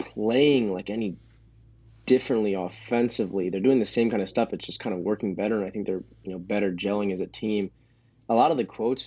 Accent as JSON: {"language": "English", "town": "Ann Arbor", "region": "Michigan", "country": "United States", "moved": "as an adult", "lives_now": "Eugene, United States", "said": "I'm originally from Ann Arbor, Michigan"}